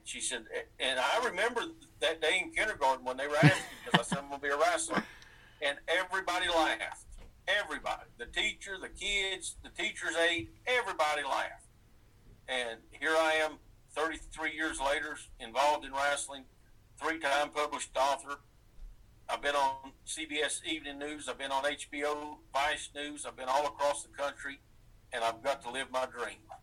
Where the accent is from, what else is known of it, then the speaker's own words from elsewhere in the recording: East Tennessee, United States; I grew up in East Tennessee, um, 80 miles east of Knoxville, almost to the Virginia line